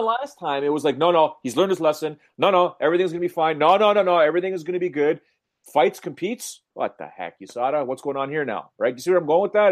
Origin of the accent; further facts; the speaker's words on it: Canada; James and I being Canadian